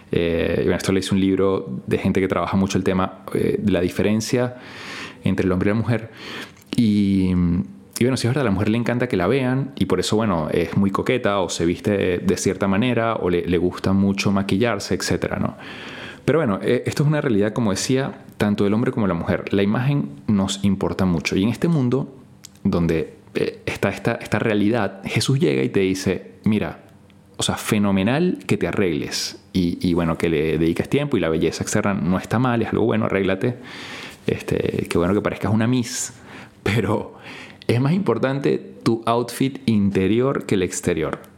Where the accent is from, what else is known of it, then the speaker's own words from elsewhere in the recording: Venezuela; Y esto pasa en mi país porque, bueno, es de las pocas cosas que ganamos algo a nivel internacional. ¿no? La gente dirá, bueno, esto, Venezuela, la verdad que a nivel deportivo, etcétera, no es que está muy bien.